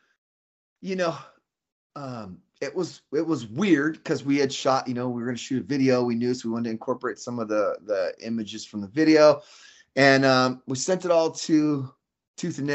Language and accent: English; Fresno, California, United States; moved away as an adult; I came from Fresno